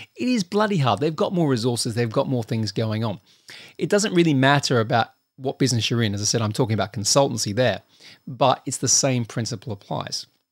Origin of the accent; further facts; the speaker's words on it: Australia; I'm Australian